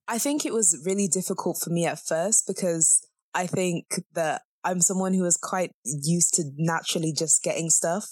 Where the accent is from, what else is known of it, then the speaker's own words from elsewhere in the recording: Zambia; moved away; I'm from Zambia